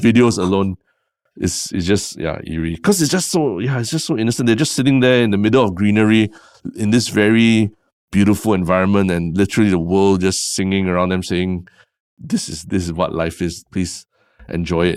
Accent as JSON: {"language": "English", "country": "Singapore", "said": "we're such a small country"}